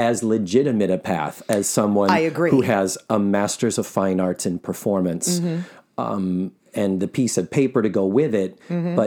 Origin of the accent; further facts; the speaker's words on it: Massachusetts, United States; now in Central Florida, United States; I was born in August in Massachusetts